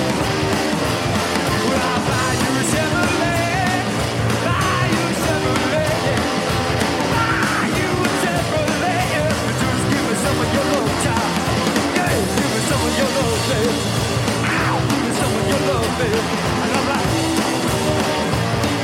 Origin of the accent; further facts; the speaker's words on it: Michigan, United States; we're from Michigan